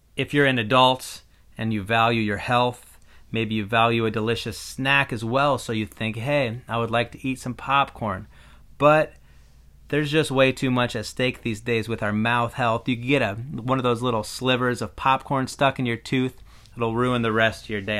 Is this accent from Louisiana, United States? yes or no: no; Iowa, United States; I'm a white guy who was born and raised in Iowa